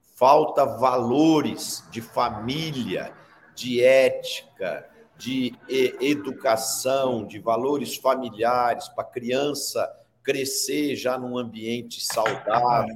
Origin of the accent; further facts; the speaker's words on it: Brazil; eu pessoalmente, como brasileiro